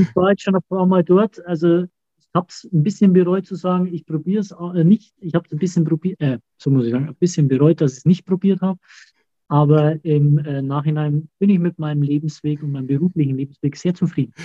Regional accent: Auerbach, Germany; bei uns in Auerbach

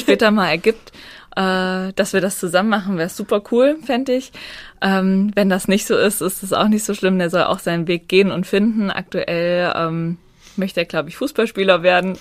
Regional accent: Naumburg, Hesse, Germany; Ich komme aus Naumburg

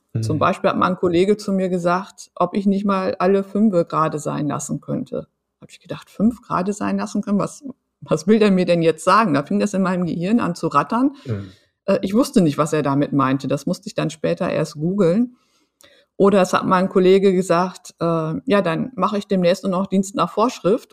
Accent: Emsland, Lower Saxony, Germany; ich bin äh, auf dem Land groß geworden, im mhm. Emsland

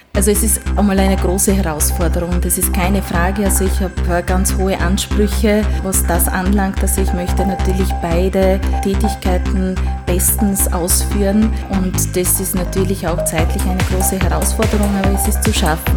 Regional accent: Sfântu Gheorghe, Covasna County, Romania; first language Hungarian; German is a second language; now in Styria, Austria; ich bin gebürtige Ungarin. Das heißt, ich, äh, meine Muttersprache ist auch Ungarisch

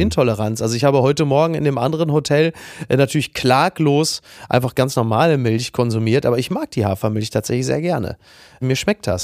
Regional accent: Castrop-Rauxel, North Rhine-Westphalia, Germany; in meiner Heimatstadt Kassel-Brauxel

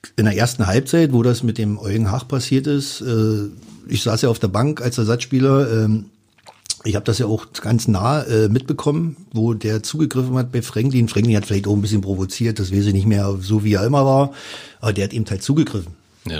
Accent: Finsterwalde, Brandenburg, Germany; now in Cottbus, Germany; Cottbus ist meine Heimat geworden, nach meiner Heimatstadt oder Geburtsstadt Finsterwalde

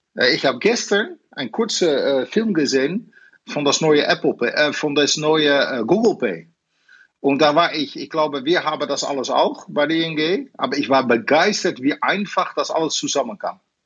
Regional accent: Netherlands; German is a second language; now in Germany; Ich bin natürlich Holländer

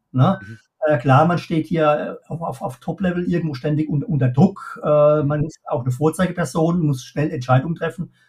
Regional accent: Pirmasens, Rhineland-Palatinate, Germany; born there; ich äh, gebürtig, wie man vielleicht auch, auch heraushört, komme ich aus der Pfalz, ne, aus

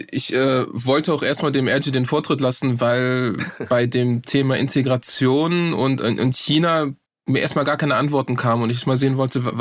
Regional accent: Berlin, Germany; also born or lived in Turkey; Ich bin in Berlin geboren, ja. Äh, genau. Also in Deutschland geboren, aufgewachsen, komplett deutsche Bildung bekommen.

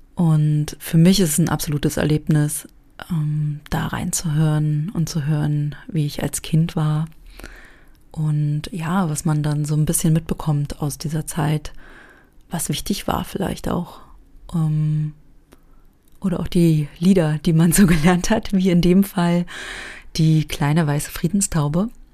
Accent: East Germany, Germany; wir als Personen aus dem Osten

